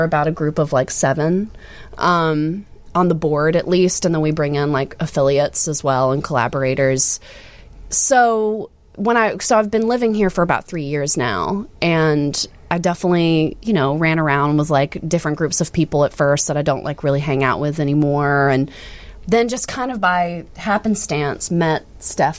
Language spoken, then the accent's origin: English; Alabama, United States; also born or lived in Philadelphia, United States; now in Chicago, United States; I'm from Alabama originally, so hence the double name. So Bama to Philly to Chicago.